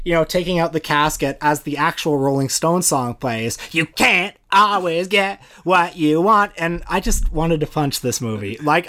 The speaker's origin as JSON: {"language": "English", "town": "Toronto", "region": "Ontario", "country": "Canada", "tie": "born or raised there", "said": "when I grew up in Etobicoke."}